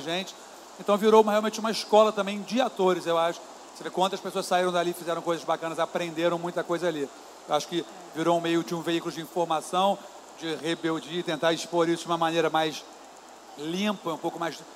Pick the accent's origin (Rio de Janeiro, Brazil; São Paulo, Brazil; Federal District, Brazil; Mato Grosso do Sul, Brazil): Rio de Janeiro, Brazil; Niterói; eu sou de Niterói, e eu pegava uma barca em Niterói.